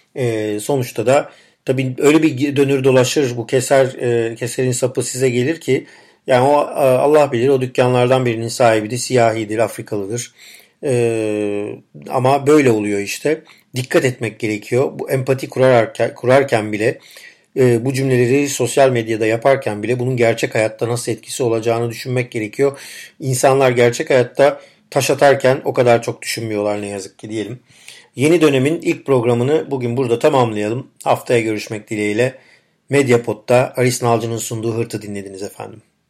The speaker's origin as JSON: {"language": "Turkish", "country": "Turkey"}